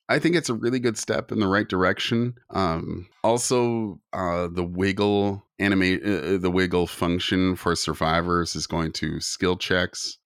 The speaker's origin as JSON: {"language": "English", "country": "Canada", "said": "I'm Native Canadian"}